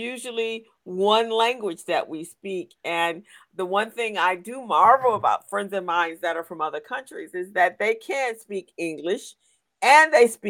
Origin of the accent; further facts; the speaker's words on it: Buffalo, New York, United States; moved away; when I grew up on the East Coast